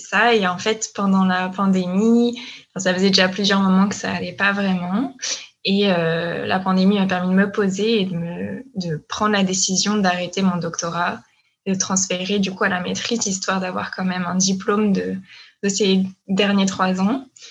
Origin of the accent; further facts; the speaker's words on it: France; moved away as an adult; now in Quebec, Canada; je suis française. Je suis arrivée euh, au Québec il y a trois ans, en janvier 2018